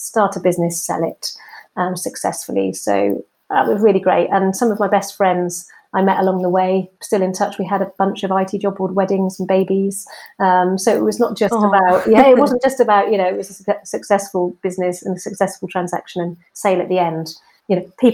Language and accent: English; Swansea, Wales, United Kingdom; moved away as an adult; also born or lived in Plymouth; I'm actually from South Wales, from Swansea, and I went to university in Plymouth